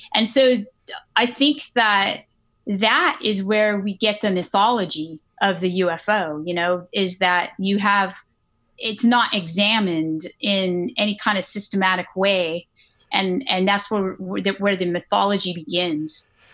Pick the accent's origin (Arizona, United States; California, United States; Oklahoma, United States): California, United States; Northern; I grew up in California, Northern California